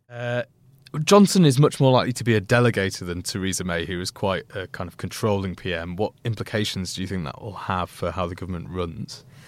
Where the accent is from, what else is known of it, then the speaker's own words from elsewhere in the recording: Leeds, Yorkshire and the Humber, United Kingdom; where I grew up in Leeds